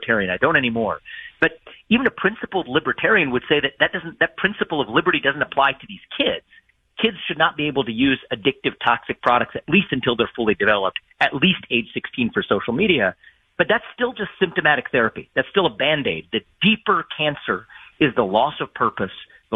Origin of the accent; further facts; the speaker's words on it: Ohio, United States; my home state where I'm talking to you now from in Ohio